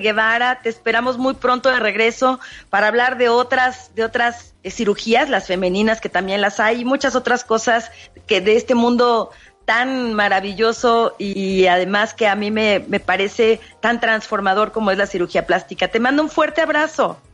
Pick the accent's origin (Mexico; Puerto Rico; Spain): Mexico; nuestra tradición como mexicanos